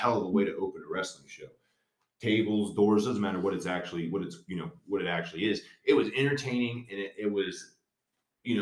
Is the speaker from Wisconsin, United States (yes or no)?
no; Cincinnati, Ohio, United States; now in Indiana, United States; I was born in Cincinnati, but I live in Indiana